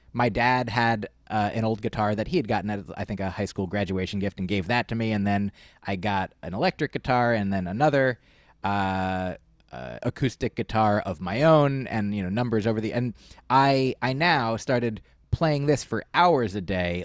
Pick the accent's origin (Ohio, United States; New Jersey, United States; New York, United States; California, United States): New Jersey, United States; I was growing up in New Jersey.